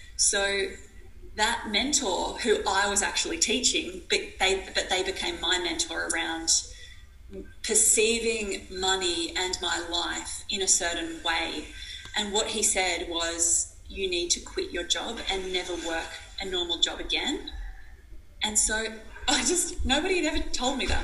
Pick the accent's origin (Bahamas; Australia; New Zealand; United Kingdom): Australia; I was from this small, tiny town and I was from Australia